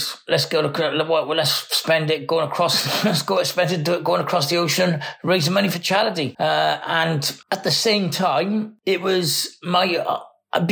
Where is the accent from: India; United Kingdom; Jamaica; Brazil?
United Kingdom; Cardiff, Wales; I'm from Cardiff in Wales.